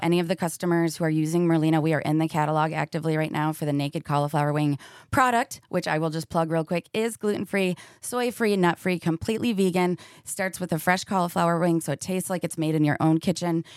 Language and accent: English; Michigan, United States; now in Seattle, United States; I am from orig-, originally Michigan